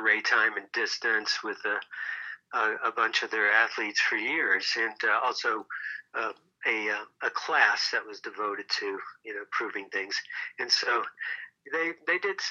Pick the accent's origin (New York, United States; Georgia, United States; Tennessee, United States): Tennessee, United States; moved away as an adult; also born or lived in Aspen, Colorado; now in Boulder, United States; I was a ski bum from Tennessee